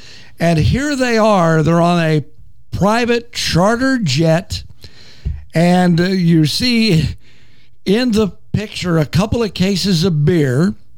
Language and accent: English; Wichita Falls, Texas, United States; I'm a native Texan, by the way. I was born in Wichita Falls.